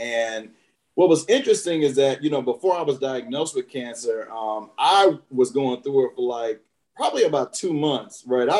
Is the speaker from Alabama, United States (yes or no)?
yes; Alabama, United States; moved away as an adult; now in Washington, D.C., United States; So I'm originally from Alabama. The only two places I've ever lived are Alabama and D.C. I came to D.C., as you mentioned, to go to Howard.